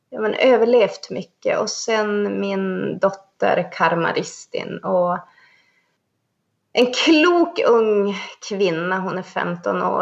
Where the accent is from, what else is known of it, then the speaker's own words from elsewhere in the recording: Sweden; Och när folk säger, ja men du är ju svensk, nej jag är same.